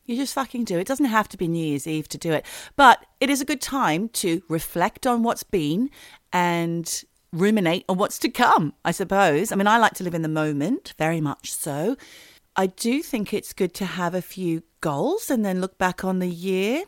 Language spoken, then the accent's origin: English; Australia; now in United Kingdom; living as an Australian in the United Kingdom